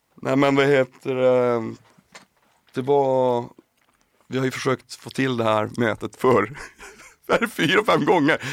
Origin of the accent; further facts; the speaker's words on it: Piteå, Norrbotten County, Sweden; jag är från Piteå från början